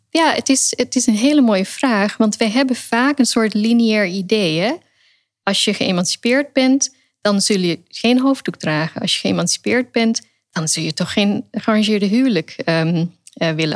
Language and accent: Dutch; Netherlands; also born or lived in England / Pakistan (family origin); Ik ben in Engeland geboren, daarna in Nederland. En op een gegeven moment heb ik hier mijn eh, rechtenstudie behaald in Leiden. Dus ik groeide ook op in de cultuur van de vrijheid